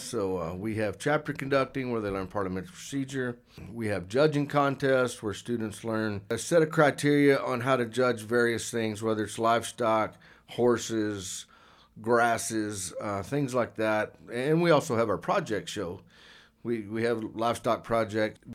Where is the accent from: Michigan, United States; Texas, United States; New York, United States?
Texas, United States; Archer City; moved away as an adult; also born or lived in Wichita Falls, Texas; now in Alpine, United States; I was born in Wichita Falls, grew up my whole life pretty much in Archer City, Texas until nineteen ninety-one